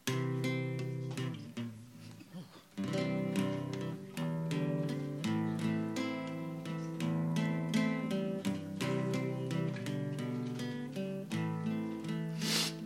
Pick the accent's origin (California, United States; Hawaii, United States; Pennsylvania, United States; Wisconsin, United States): Hawaii, United States; now in Las Vegas, United States; We are special people because we're from Hawaii. Only we know. We have the aloha.